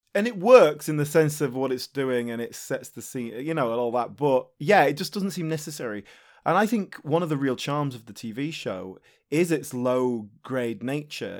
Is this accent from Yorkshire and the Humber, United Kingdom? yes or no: yes; near Leeds, Yorkshire and the Humber, United Kingdom; when I was a teenager, uh, growing up near Leeds